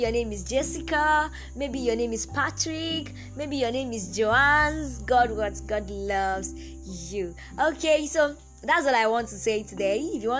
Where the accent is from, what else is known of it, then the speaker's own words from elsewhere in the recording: Nigeria; Note that that number is a Nigerian number. I'm a Nigerian.